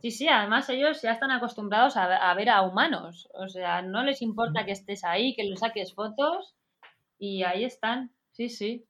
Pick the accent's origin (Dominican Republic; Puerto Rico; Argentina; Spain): Spain; Pamplona, Navarre; moved away as an adult; also born or lived in San Diego, United States; now in Madrid, Spain; Yo voy a hablar de mi tierra también